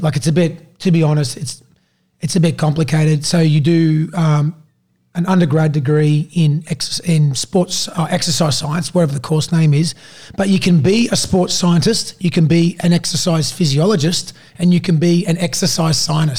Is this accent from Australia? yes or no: yes; Sydney, New South Wales, Australia; also born or lived in Queensland; Yeah, basically I sort of grew up in a football family. So my dad... We moved from Queensland to New South Wales out of Sydney, in 1994 when he started coaching the Cronulla Sharks.